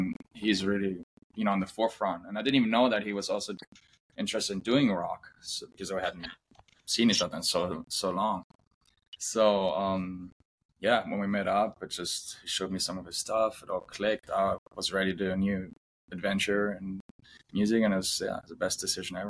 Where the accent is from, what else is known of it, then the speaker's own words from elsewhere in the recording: Spain; also born or lived in Germany; now in Los Angeles, United States; I'm originally from Germany, but I grew up in Spain, only like 2 hours apart, but we met when we both lived in LA.